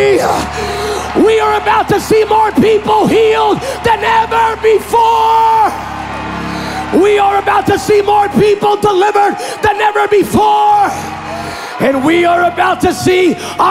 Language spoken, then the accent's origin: English; Pennsylvania, United States; now in California, United States; I grew up in Pennsylvania, but now I'm in California